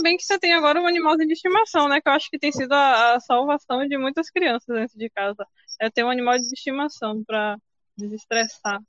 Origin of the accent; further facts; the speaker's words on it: São João do Paraíso, Brazil; de São João do Paraíso, cidade linda